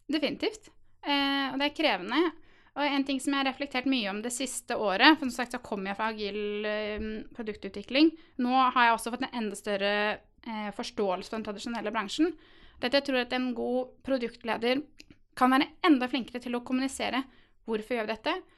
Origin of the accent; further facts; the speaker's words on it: Halden, Østfold, Norway; jeg er nemlig fra Halden